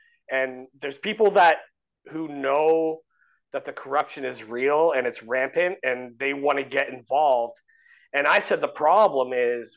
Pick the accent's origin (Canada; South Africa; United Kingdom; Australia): Canada; I'm like a Canadian podcaster